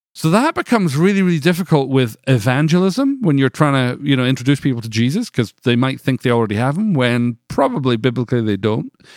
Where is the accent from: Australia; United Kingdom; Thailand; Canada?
United Kingdom; Scotland; moved away as an adult; now in United States; I grew up in Scotland.